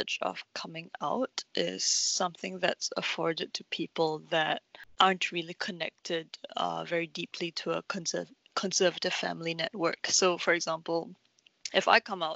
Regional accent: Singapore; born or raised there

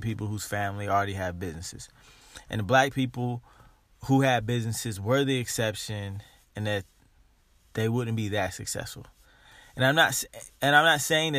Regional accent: Dayton, Ohio, United States; Growing up in Dayton, Ohio

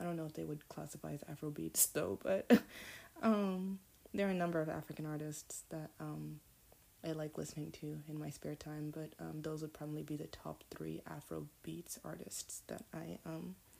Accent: Canada; also born or lived in United States; I was actually born in the United States of America, but I grew up in Canada.

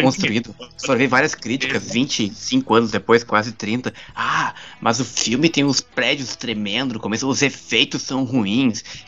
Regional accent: Gaúcho, Rio Grande do Sul, Brazil; Eu falo, bah, né? Eu sou gaúcho

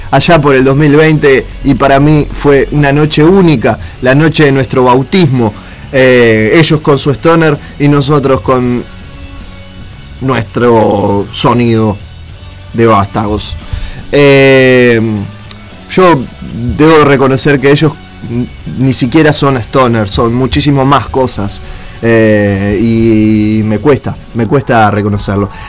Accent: Morón, Buenos Aires Province, Argentina; nací en la ciudad de Buenos Aires, en el hospital de Luján, a las 3.53 de la mañana, por eso soy de Morón, em, de 1990, nació este pedazo de ser, eh

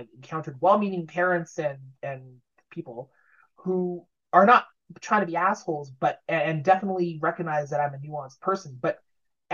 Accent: Sudbury, Ontario, Canada; it's filmed in my hometown

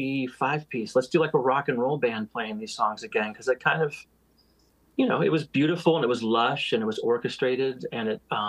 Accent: Bellingham, Washington, United States; also born or lived in Seattle; Bellingham, my hometown, which I call my hometown

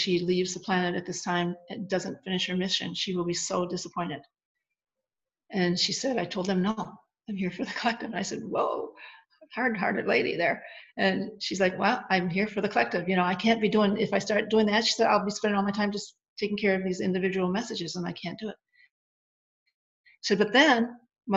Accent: Wisconsin, United States; also born or lived in Arizona; I'm from Wisconsin. I'm a small town girl

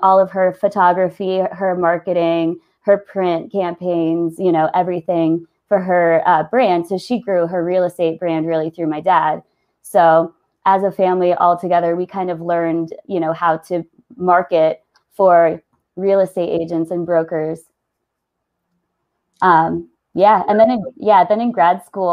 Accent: Northern Virginia, United States; moved away as an adult; now in Colorado, United States; I grew up in Northern Virginia, right outside of D.C.

